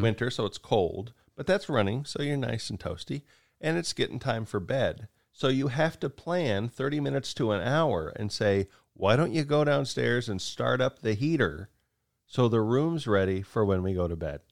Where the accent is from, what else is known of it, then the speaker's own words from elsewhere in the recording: United States; also born or lived in Japan; as an American, I'm used to looking up stuff and, and seeing it in feet